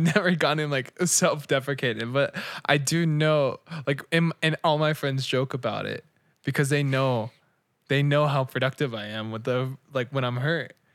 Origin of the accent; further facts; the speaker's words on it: United States; we're born in America